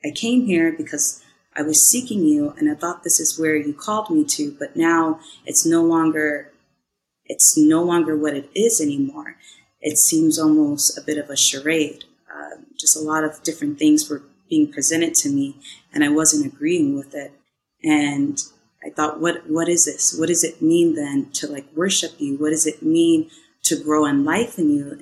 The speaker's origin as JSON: {"language": "English", "region": "Minnesota", "country": "United States", "also_born_or_lived": "California", "moved": "as an adult", "said": "I'm from Minnesota, and I traveled to California for acting"}